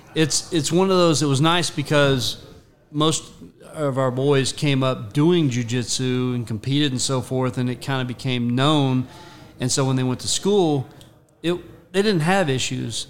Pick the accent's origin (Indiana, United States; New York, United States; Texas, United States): Texas, United States; Rockwall; also born or lived in Ohio / McKinney, Texas / Frisco, Texas; I grew up in Rockwall back when Rockwall was 4A and one school, one high school